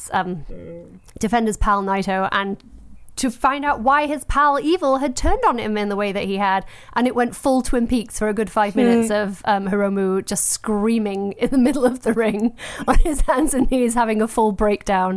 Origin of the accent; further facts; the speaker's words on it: England, United Kingdom; I'm English.